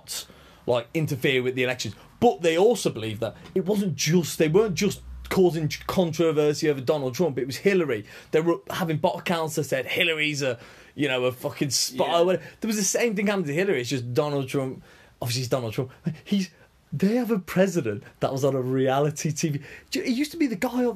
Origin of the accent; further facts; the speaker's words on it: Lichfield, West Midlands, United Kingdom; We grew up in Lichfield, like an old people town